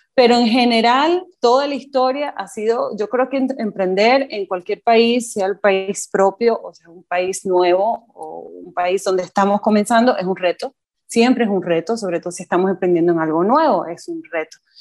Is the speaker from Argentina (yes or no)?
no; Venezuela; moved away as an adult; now in Costa Rica; soy nacida en Venezuela, eh, pero tengo ya casi 10 años en Costa Rica